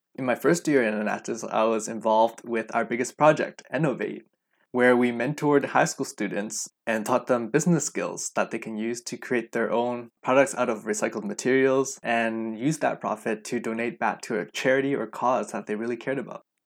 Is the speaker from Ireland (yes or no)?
no; Vancouver, British Columbia, Canada; I was born and raised right here in Vancouver, B C, and I've lived here all my life